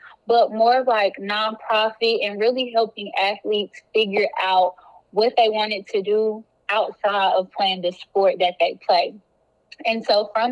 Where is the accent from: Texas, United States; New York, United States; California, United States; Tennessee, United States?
Texas, United States; Duncanville; also born or lived in Louisiana; I grew up in Duncanville, which is a suburb of Dallas